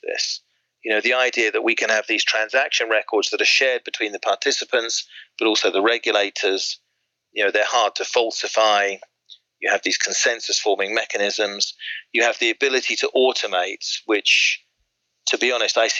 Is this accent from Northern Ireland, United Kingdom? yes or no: no; Swindon, South West England, United Kingdom; now in Surrey, United Kingdom; I grew up in Swindon, or actually we call it Swindon, City of the Future, to be more accurate.